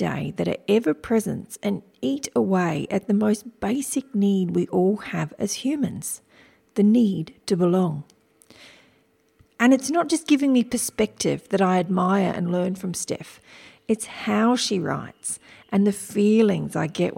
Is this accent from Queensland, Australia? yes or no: no; Wiradjuri country, New South Wales, Australia; I was born on Wiradjuri country